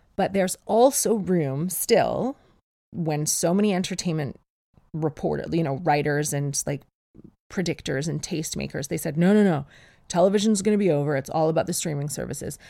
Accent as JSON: {"language": "English", "country": "Canada", "moved": "yes", "lives_now": "England", "said": "I'm Canadian. And I was born with snowshoes."}